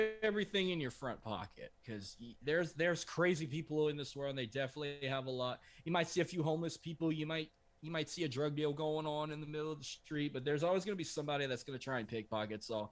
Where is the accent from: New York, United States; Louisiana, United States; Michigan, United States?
Louisiana, United States; we're from Louisiana. Anytime we say go, we use it the French way.